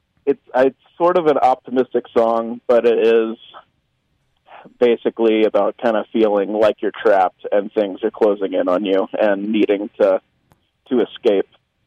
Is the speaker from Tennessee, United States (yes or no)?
yes; Memphis, Tennessee, United States; I grew up in Memphis.